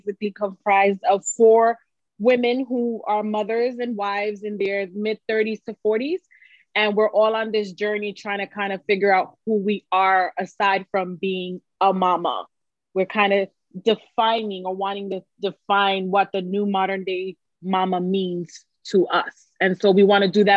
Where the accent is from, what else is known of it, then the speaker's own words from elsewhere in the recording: New York City, New York, United States; accent: New York; I am from New York City, if you can't tell by the accent. New Yorican